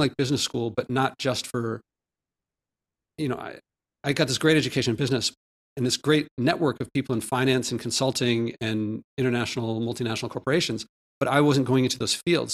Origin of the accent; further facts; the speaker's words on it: Philadelphia, Pennsylvania, United States; also born or lived in Ahmedabad, India; I grew up in Philadelphia, but then I spent a formative year in, in India as a child